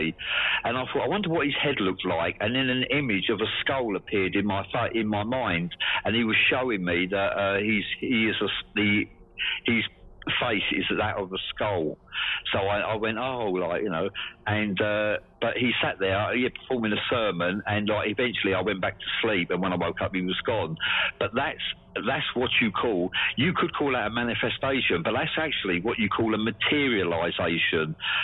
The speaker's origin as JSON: {"language": "English", "area": "Essex", "region": "East of England", "country": "United Kingdom", "tie": "born or raised there", "moved": "yes", "lives_now": "Swansea, United Kingdom", "said": "I grew up in Essex in England, and in the southeast, and it's 40 miles from London is where I grew up."}